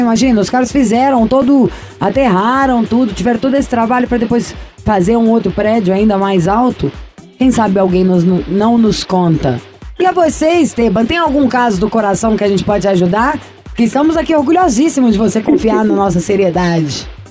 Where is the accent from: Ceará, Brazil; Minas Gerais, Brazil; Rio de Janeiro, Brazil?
Minas Gerais, Brazil; sou mineiro